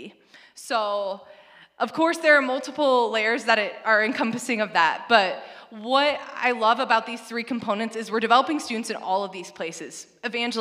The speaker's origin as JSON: {"language": "English", "region": "northwestern Illinois", "country": "United States", "tie": "born or raised there", "moved": "as an adult", "lives_now": "Indiana, United States", "said": "I'm from Illinois. I grew up in northwestern Illinois, which is the epitome of corn country"}